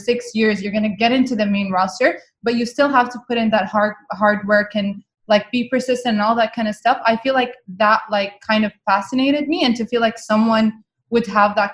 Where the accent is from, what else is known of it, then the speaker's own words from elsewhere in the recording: Muscat, Oman; first language Arabic; English is a second language; I grew up in the capital city of Oman. It's called Muscat. And my first language is actually Arabic